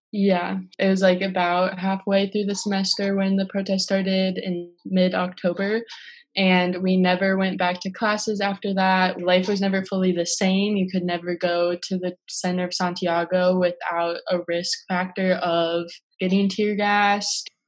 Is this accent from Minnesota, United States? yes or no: yes; Minneapolis, Minnesota, United States; I'm from South Minneapolis, like very proud of it.